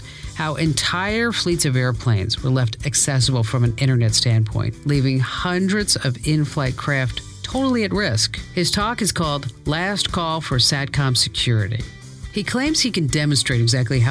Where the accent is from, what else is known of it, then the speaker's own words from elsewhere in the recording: Phoenix, Arizona, United States; my hometown, yes, another honor for Arizona. You ready for it? Phoenix Sky Harbor